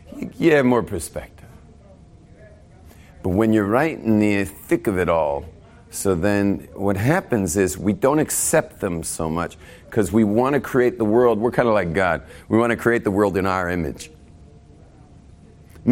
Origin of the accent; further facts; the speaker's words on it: Malibu, California, United States; also born or lived in West LA; growing up in Malibu